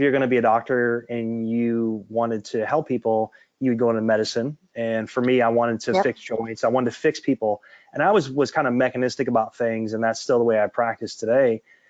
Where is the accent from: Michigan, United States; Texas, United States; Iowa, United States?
Michigan, United States; Mount Clemens; She grew up in my hometown in Michigan.